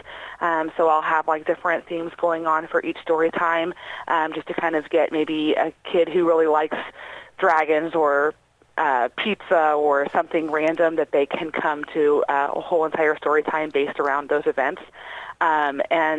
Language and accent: English; Batesville, United States; I'm from Batesville, so I get to work with my community